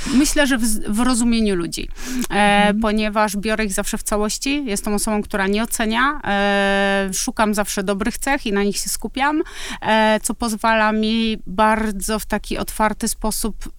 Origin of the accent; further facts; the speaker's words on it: Kraków, Lesser Poland, Poland; Ja jestem z Krakowa